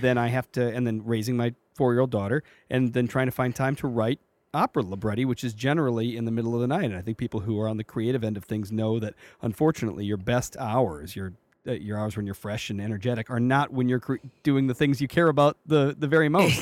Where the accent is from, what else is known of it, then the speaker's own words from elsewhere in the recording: Chicago, Illinois, United States; moved away as an adult; I am from Chicago or Chicagoland. I'm from from the south suburbs